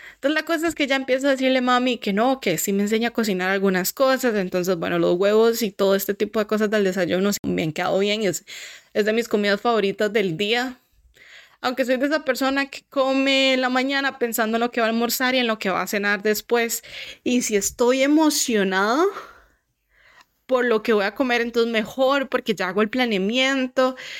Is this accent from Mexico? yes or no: no; Costa Rica; moved away as an adult; now in Canada; yo vengo de Costa Rica